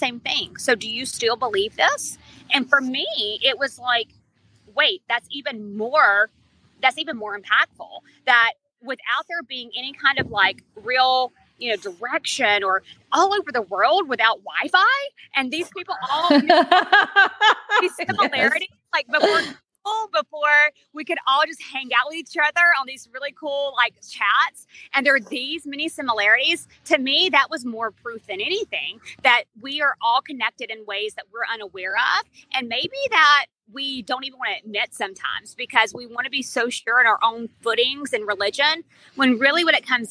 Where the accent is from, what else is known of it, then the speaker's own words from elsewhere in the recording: Birmingham, Alabama, United States; I am Birmingham, Alabama, born and raised